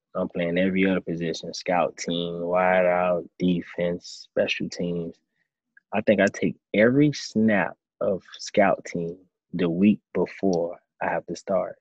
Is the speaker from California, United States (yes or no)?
no; Miami, Florida, United States; now in Tampa, United States; in Miami, my hometown.